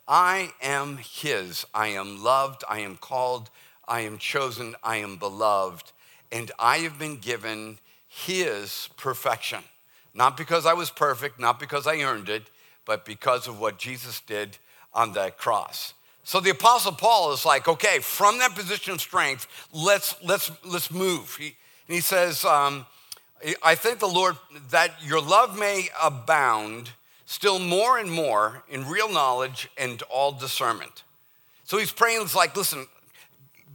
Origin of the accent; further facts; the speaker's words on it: Boston, Massachusetts, United States; accent: Boston; moved away; my Boston accent